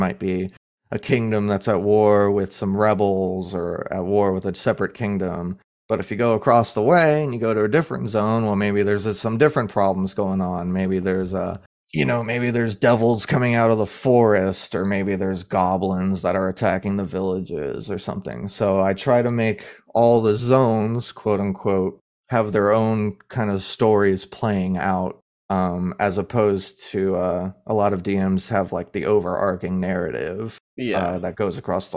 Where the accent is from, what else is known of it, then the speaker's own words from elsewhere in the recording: Florida, United States; as someone from Florida